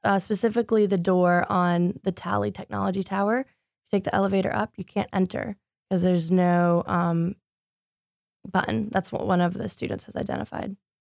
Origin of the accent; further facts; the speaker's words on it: Greenville, North Carolina, United States; now in Raleigh, United States; originally, I'm from Greenville, North Carolina. I lived there since I was seven